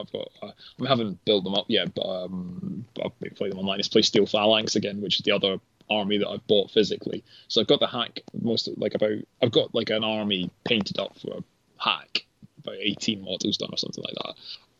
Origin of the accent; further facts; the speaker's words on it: North East England, United Kingdom; the particular reason I remember it is obviously in Gaza being a Geordie